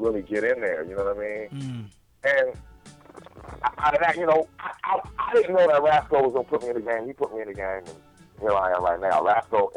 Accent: Fresno, California, United States; being from where I'm from Fresno, California, we got a rich hip-hop background out there

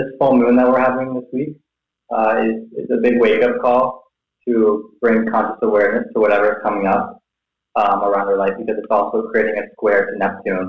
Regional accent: close to Toronto, Ontario, Canada; moved away as an adult; now in Thailand; I grew up in Canada, close to Toronto

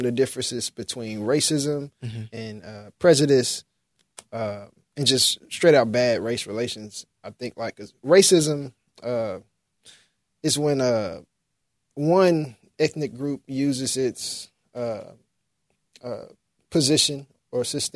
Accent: Memphis, Tennessee, United States; I was born in Memphis in Whitehaven, and I didn't have a black classmate for 12 years

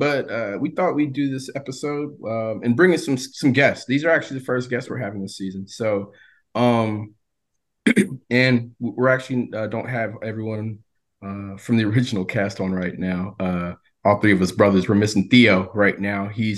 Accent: Hendersonville, Tennessee, United States; We grew up in a suburb right outside of Nashville, Tennessee in the 1990s.

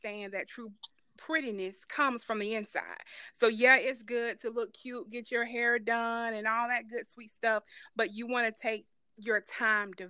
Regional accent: Atlanta, Georgia, United States; I was born and raised in Atlanta, Georgia, Grady

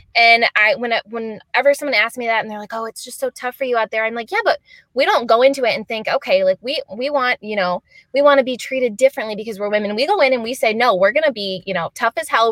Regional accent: Michigan, United States; grown, born and raised in Michigan

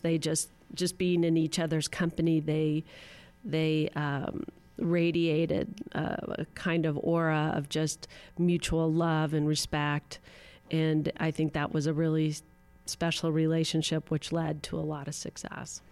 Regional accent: Los Angeles, California, United States; I grew up in Pacific Palisades

